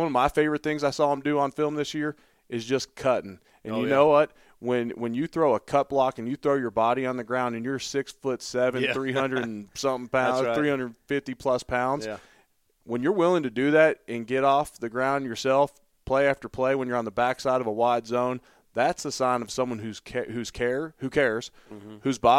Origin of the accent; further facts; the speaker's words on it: Louisville, Kentucky, United States; Well, when they know I'm from Louisville, these scouts want to know about Mekhi.